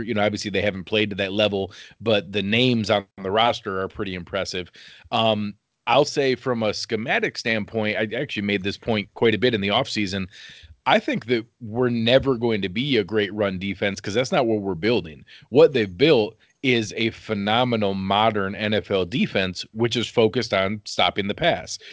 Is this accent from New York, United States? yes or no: yes; Western New York, United States; I grew up wrestling in Western New York, and all my cousins played hockey.